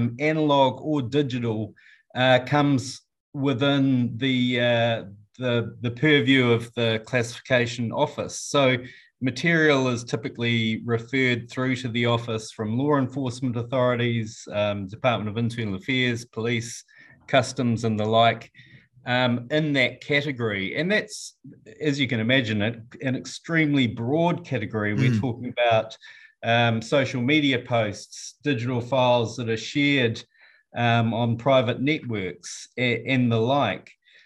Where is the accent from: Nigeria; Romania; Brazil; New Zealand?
New Zealand; from New Zealand. I'm the chief censor for New Zealand.